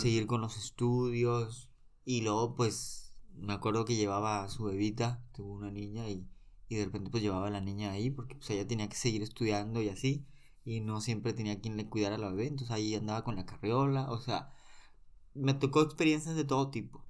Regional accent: Monterrey, Nuevo León, Mexico; soy originario de Monterrey

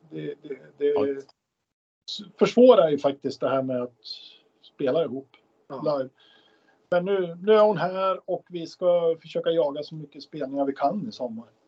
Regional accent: Gävle, Gävleborg County, Sweden; lilla Gävle där vi kommer ifrån.

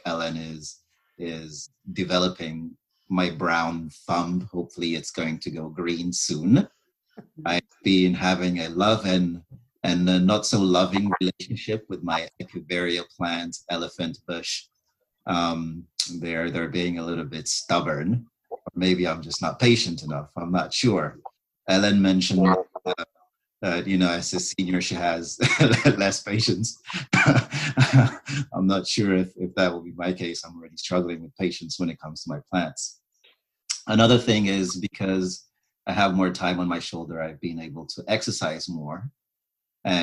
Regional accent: Burkina Faso; moved away as an adult; also born or lived in Ontario, Canada / Okanagan, Canada; now in Vancouver, Canada; I was born in Burkina Faso, which is a country in West Africa

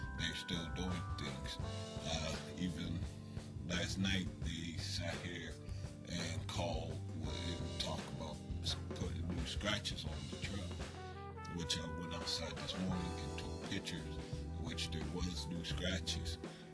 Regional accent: Pittsburgh, Pennsylvania, United States; now in New Castle, United States; I'm necessarily from Pittsburgh

